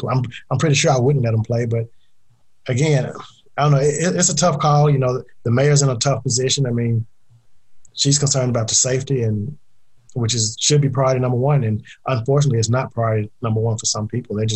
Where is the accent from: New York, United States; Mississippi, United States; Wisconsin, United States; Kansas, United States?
Mississippi, United States; I'm from Mississippi originally.